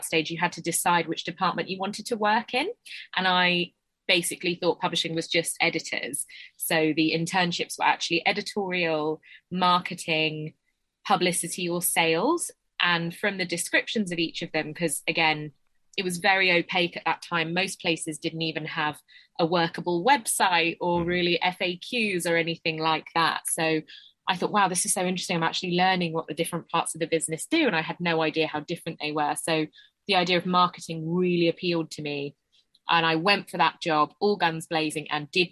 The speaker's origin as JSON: {"language": "English", "area": "Essex", "region": "East of England", "country": "United Kingdom", "said": "I'm from Essex"}